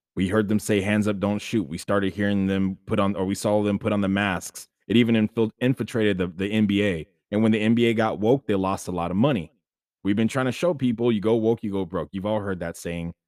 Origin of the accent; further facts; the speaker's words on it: Sacramento, California, United States; I was born and raised in Sacramento, uh, Sacramento, California, in the United States